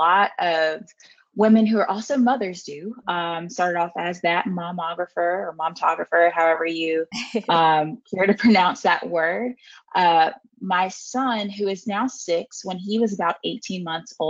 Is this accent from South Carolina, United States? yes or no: yes; South Carolina, United States; moved away as an adult; also born or lived in upstate New York; I am from South Carolina